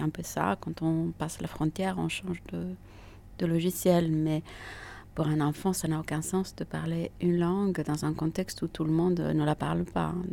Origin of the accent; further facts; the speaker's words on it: Italy; first language Italian; French is a second language; now in France; Euh, ma langue maternelle est l'italien. Euh, et, après, le français l'anglais sont arrivés euh, plus tard, à, l'école, à l'adolescence.